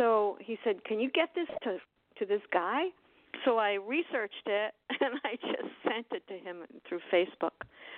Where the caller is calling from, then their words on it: Miami, Florida, United States; I'm in Miami.